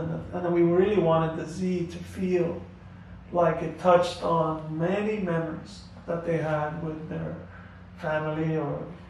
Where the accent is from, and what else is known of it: United States